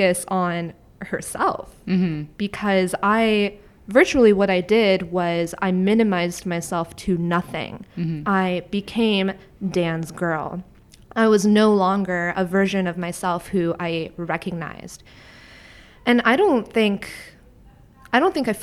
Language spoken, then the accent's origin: English; Niagara-on-the-Lake, Ontario, Canada; now in Toronto, Canada; my hometown of Niagara on the lake